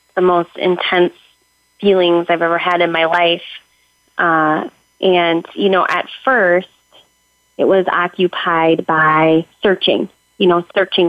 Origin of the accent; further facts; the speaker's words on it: Minnesota, United States; I am from Minnesota